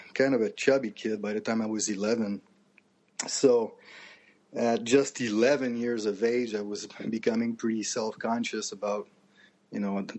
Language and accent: English; Canada; growing up in Canada